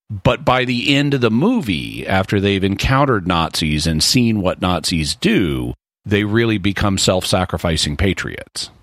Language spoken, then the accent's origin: English; United States; as an American